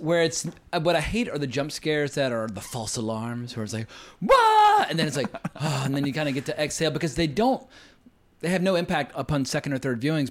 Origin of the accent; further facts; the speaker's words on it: near the Appalachian Mountains, United States; I grew up near the Appalachian Mountains